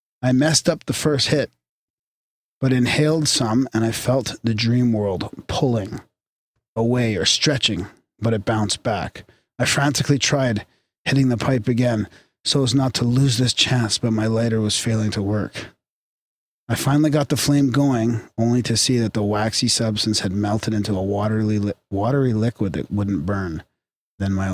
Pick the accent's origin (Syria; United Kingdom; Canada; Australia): Canada; we're polite Canadian boys